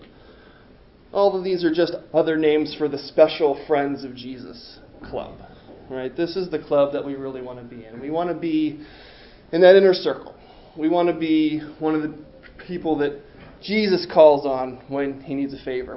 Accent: East Coast, United States; I grew up on the East Coast

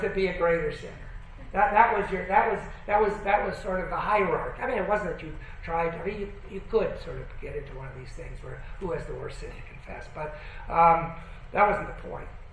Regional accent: Berkeley, California, United States; also born or lived in Colorado; now in Toronto, Canada; I grew up in, in Berkeley, California, in the heyday of, of uh, hippies

